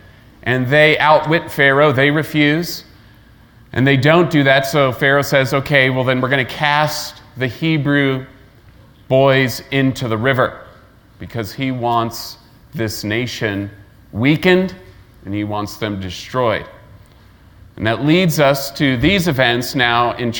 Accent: Layton, Utah, United States; also born or lived in Kentucky; I grew up in Layton, Utah, basically age 4 to 22

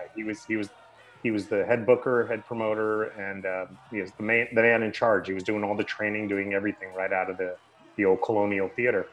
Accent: Sacramento, California, United States; I grew up in the Sacramento area

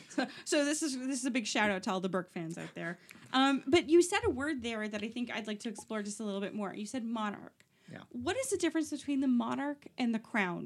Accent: Oshawa, Ontario, Canada; I'm from Oshawa

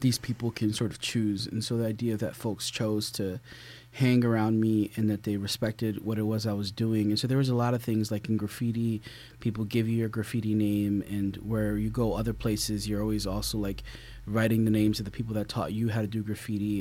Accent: Philadelphia, Pennsylvania, United States; I grew up in Philadelphia

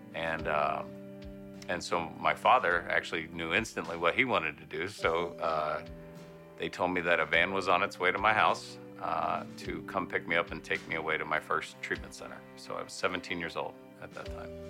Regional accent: Parkersburg, West Virginia, United States; I grew up in Parkersburg, West Virginia

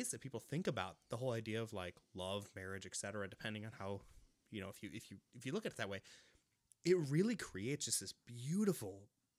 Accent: Pacific Northwest, United States; So I grew up in the Pacific Northwest

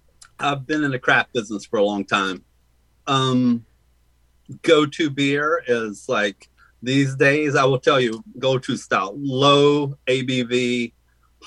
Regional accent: Virginia, United States; growing up in Virginia

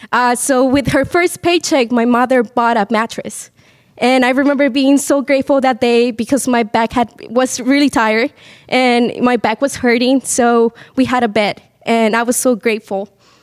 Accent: Bolivia; I'm originally from Bolivia.

